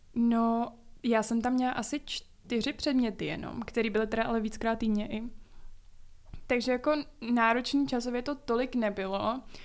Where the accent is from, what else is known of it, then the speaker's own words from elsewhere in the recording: Prague, Czechia; Z Prahy. No to já taky